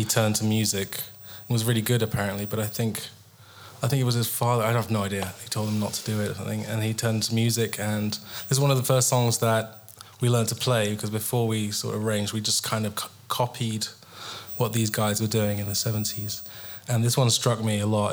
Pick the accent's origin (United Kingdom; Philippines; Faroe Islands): United Kingdom; England; I'm English